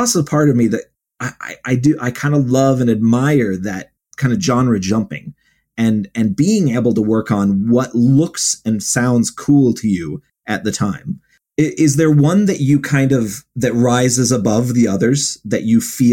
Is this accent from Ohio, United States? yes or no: yes; Ohio, United States; I grew up in Ohio, like right near Lake Erie